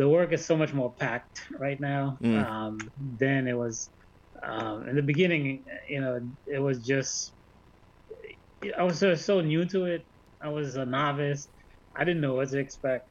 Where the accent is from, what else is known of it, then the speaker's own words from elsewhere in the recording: Haiti; moved away; also born or lived in Brooklyn, New York; I'm a student here. I'm from Haiti. I'm an artist